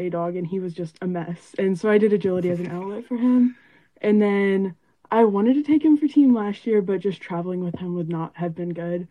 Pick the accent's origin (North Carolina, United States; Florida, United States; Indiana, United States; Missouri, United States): Missouri, United States; I'm 16 years old and I'm from Missouri